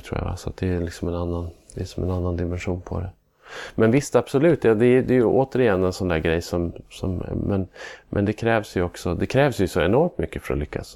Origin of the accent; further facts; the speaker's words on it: Norrland, Sweden; also born or lived in Luleå; min norrländska stolthet